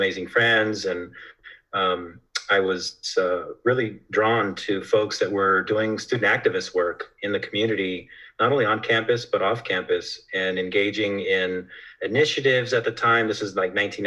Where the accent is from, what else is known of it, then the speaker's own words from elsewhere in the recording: Fresno, California, United States; moved away as an adult; also born or lived in Visalia, California / Clovis, California; now in Salinas, United States; I grew up in the Central Valley, Visalia, Fresno, Clovis area